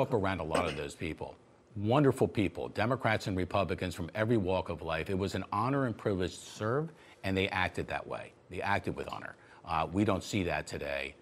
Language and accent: English; Florida, United States; I come from Florida